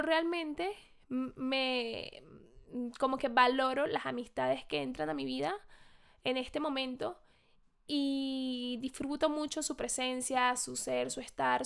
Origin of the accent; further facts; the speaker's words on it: Venezuela; now in Madrid, Spain; yo soy de Venezuela, estoy en Madrid